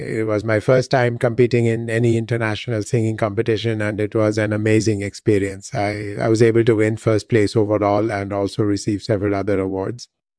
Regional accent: India; moved away as an adult; also born or lived in London; I was born and raised in India. I started learning music when I was 6 years old, and I've been singing ever since. I studied voice at the prestigious Sanjit Natak Academy in India. And then I came to the US

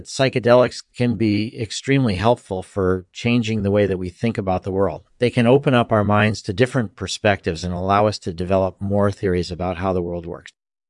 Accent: Springfield, Massachusetts, United States; born there; Sure. I was born in 1959 in Springfield, Massachusetts.

